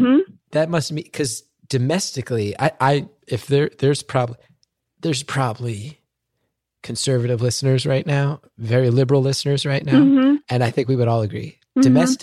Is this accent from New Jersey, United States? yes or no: yes; New Jersey, United States; I love being from New Jersey